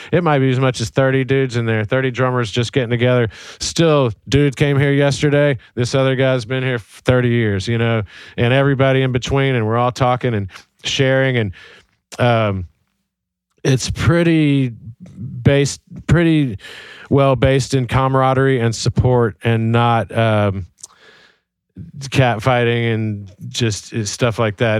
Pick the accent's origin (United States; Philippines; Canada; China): United States; Birmingham, Alabama; I grew up in Birmingham, Alabama